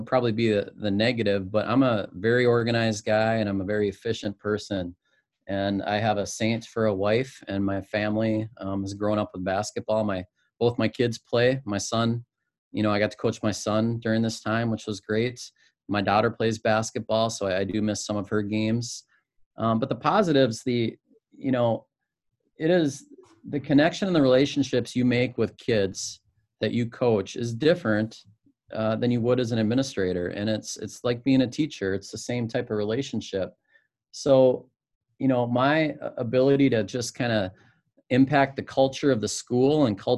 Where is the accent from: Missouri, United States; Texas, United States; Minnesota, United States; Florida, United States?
Minnesota, United States; Spring Lake Park; also born or lived in Winona, Minnesota; I grew up in the cities, Spring Lake Park